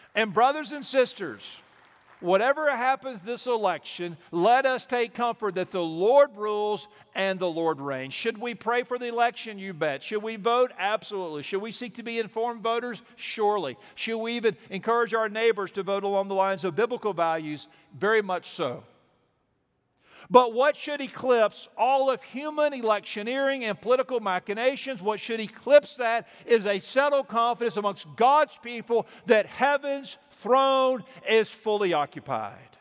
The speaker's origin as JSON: {"language": "English", "town": "Mobile", "region": "Alabama", "country": "United States", "tie": "born or raised there", "moved": "yes", "said": "we are from Mobile. We grew up on the, on the Gulf Coast there"}